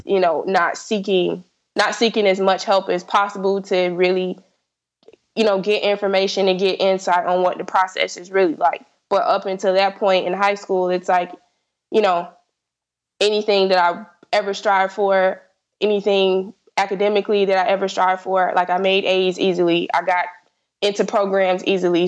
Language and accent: English; South Florida, United States; I'm from South Florida, so I applied to only schools in Florida